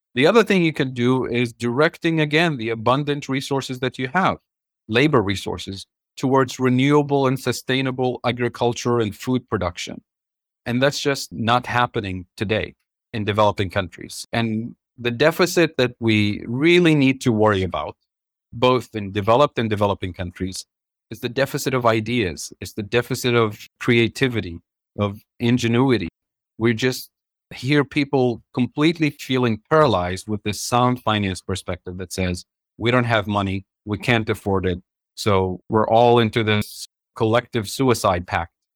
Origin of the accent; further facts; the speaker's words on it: Tunisia; moved away as an adult; also born or lived in Kansas City, Missouri, United States; now in United States; I grew up in Tunisia and North Africa. So I come from a developing country